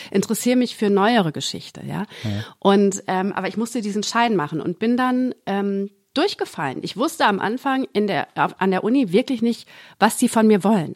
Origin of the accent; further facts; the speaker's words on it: Gütersloh, North Rhine-Westphalia, Germany; now in Berlin, Germany; Und dann meinte ich ja aus Gütersloh